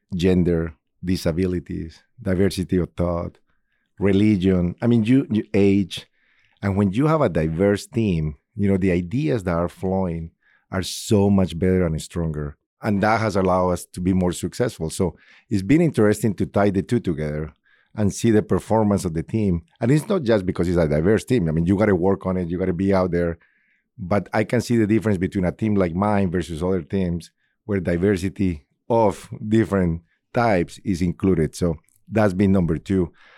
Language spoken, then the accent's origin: English; Colombia; English is a second language; moved away as an adult; now in Indianapolis, United States; I'm originally from Colombia. I've been in Indianapolis for twenty-four years now